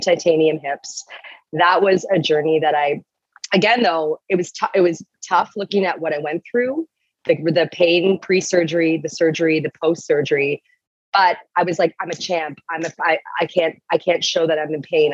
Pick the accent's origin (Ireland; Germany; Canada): Canada; Toronto, Ontario; I'm from Toronto, from Ontario